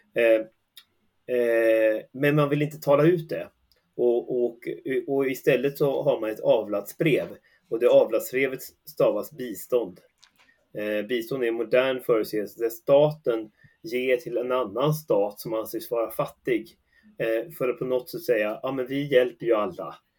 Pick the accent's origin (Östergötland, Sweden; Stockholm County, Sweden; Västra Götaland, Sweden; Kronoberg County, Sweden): Västra Götaland, Sweden; Västergötland; i den lilla ort jag är uppvuxen i, Västergötland